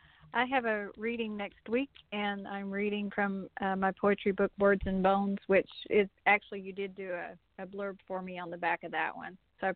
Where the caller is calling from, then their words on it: North Carolina, United States; I'm actually in North Carolina, near Blowing Rock, which is near Appalachian State University